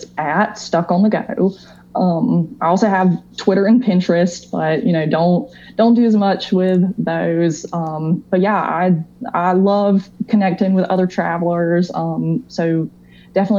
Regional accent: North Carolina, United States; I was born in North Carolina. You know, I've lived here my whole life.

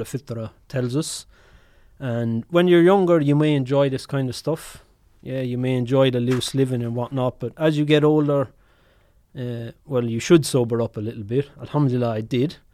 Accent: Ireland; obviously I'm Irish

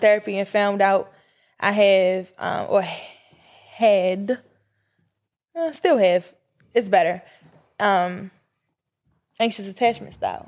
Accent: Baltimore, Maryland, United States; I'm from Baltimore

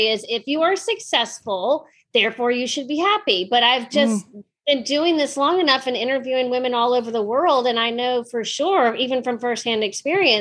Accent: Richmond, Virginia, United States; I was born and raised in Richmond, Virginia

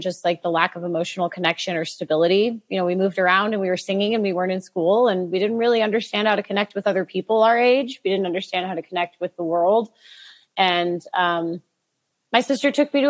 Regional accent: Boring, Oregon, United States; I grew up in Boring, Oregon. It's a real place

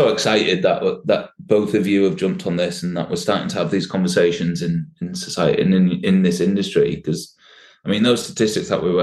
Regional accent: Sheffield, Yorkshire and the Humber, United Kingdom; I well, I'm, I'm a Sheffield man.

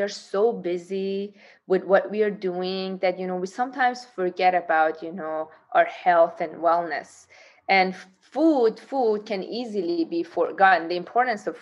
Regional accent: Tehran, Tehran Province, Iran; now in San Diego, United States; I was born in Tehran

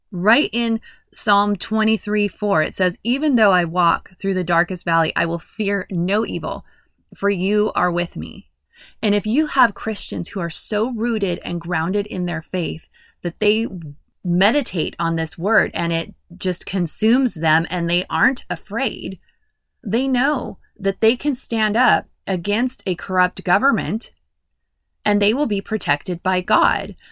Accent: United States

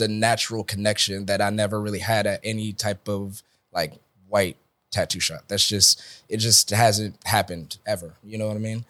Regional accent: Atlanta, Georgia, United States; I'm from Atlanta, Georgia.

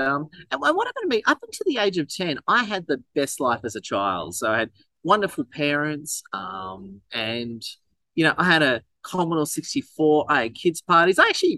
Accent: Melbourne, Victoria, Australia; I was actually born in, actually I'm from St Kilda, Melbourne originally.

